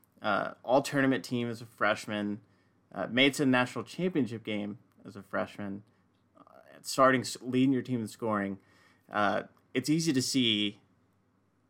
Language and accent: English; Houston, Texas, United States; I was born and raised in Houston